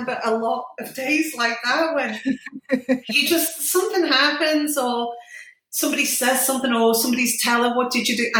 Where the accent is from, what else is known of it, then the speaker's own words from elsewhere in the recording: Liverpool, North West England, United Kingdom; now in Scotland, United Kingdom; I'm from Liverpool, and my dinner is your lunch